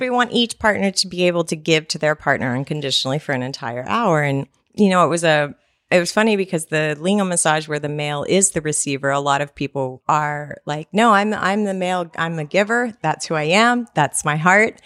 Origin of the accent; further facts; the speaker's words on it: Texas, United States; I am a Texan